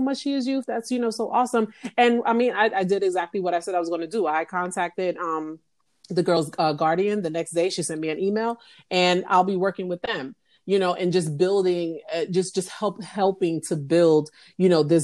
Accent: New York City, New York, United States; moved away; I'm originally from the Bronx in New York. You know, I, you know, had a great upbringing

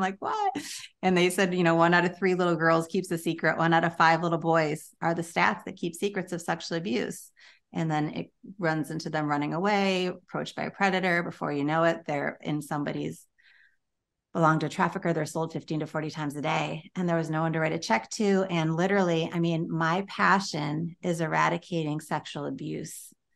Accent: Chicago, Illinois, United States; moved away as an adult; now in Florida, United States; I had been born and raised in Chicago

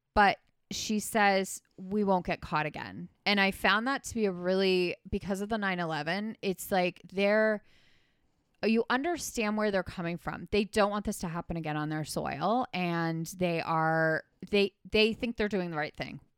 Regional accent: Canada; not familiar to me as a Canadian

